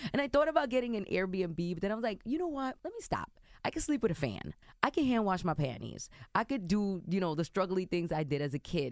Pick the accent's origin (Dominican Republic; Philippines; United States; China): Dominican Republic; i identify as as an Afro Dominican